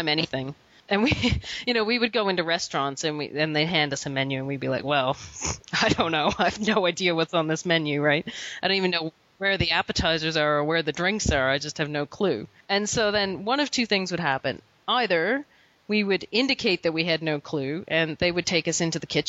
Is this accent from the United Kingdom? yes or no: no; Canada; we're Canadian